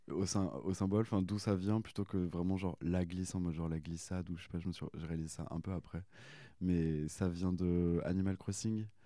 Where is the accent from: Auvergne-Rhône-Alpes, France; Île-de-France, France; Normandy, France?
Auvergne-Rhône-Alpes, France; Annemasse; de base je suis de Haute-Savoie euh, vers anne euh, Annemasse